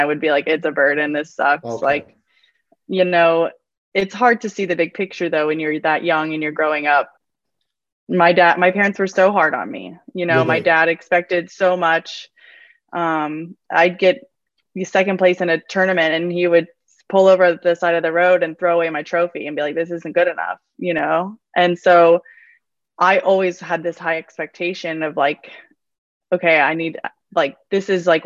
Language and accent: English; United States; I'm fully American